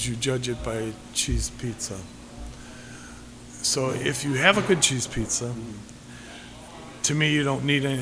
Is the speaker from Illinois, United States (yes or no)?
yes; Des Plaines, Illinois, United States; also born or lived in Chicago; now in Crystal Lake, United States; I grew up in Des Plaines